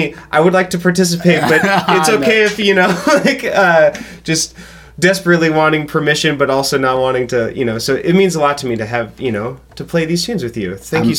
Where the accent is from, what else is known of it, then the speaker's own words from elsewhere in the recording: Northwest of America, Pacific Northwest, United States; I'm from the Northwest of America.